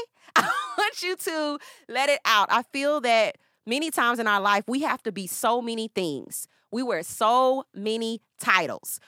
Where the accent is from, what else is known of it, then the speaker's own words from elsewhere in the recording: Nashville, Tennessee, United States; now in Atlanta, United States; I am originally from Nashville. I'm currently living in Atlanta